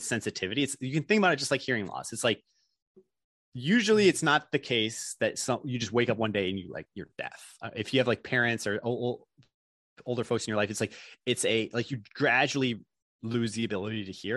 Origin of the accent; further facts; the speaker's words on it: Chicago, Illinois, United States; moved away; also born or lived in Stanford, California; I'm from Chicago originally